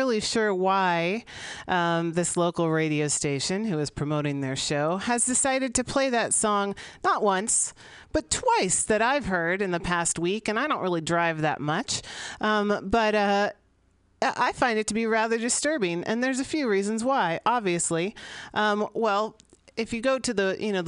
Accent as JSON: {"language": "English", "town": "San Francisco", "region": "California", "country": "United States", "tie": "born or raised there", "said": "I grew up here in San Francisco during a rock and roll city. I grew up here in the 80s"}